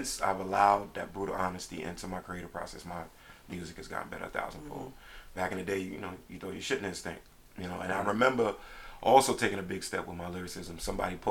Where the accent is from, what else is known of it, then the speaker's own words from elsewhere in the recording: New York City, New York, United States; now in Philadelphia, United States; where I'm originally from, Brooklyn, New York